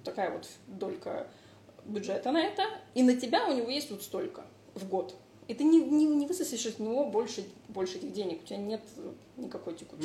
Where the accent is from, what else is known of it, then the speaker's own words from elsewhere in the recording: Moscow, Russia; moved away; also born or lived in Italy; я выросла в Москве